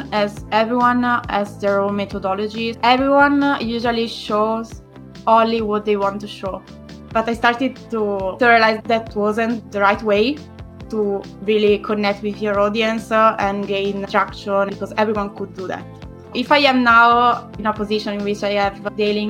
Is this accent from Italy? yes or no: yes; Italy; English is a second language; moved away as an adult; also born or lived in Glasgow / Lisbon / Paris; now in Madrid, Spain; I'm Italian